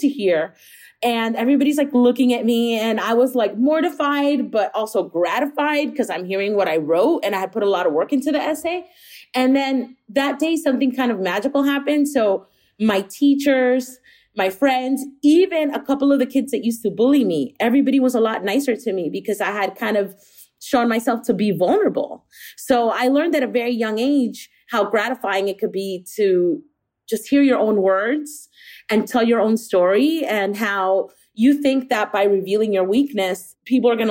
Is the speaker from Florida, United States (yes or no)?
yes; Miami, Florida, United States; growing up in Miami, where it's a very, very bilingual city